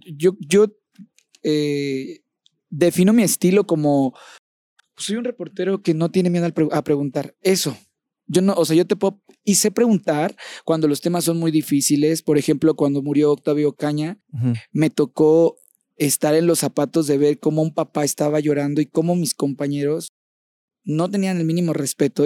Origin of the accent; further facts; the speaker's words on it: Champotón, Campeche, Mexico; moved away; mi champotón hermoso, a mi pueblo hermoso